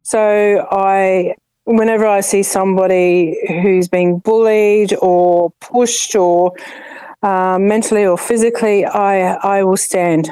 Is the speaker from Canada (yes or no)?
no; Adelaide, South Australia, Australia; now in Ipswich, Australia; i come from Adelaide, uh, South Australia, and I grew up here